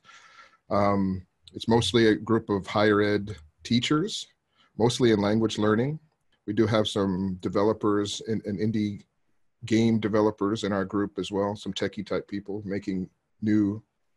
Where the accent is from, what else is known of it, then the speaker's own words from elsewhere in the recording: Arizona, United States; moved away as an adult; now in Japan; I'm originally from the States. I grew up in Arizona and been in Japan for about 15 years